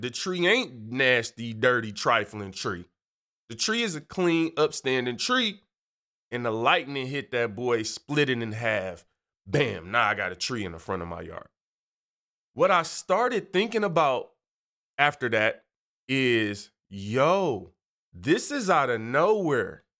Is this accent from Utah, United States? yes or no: no; Detroit, Michigan, United States; moved away; I'm from Detroit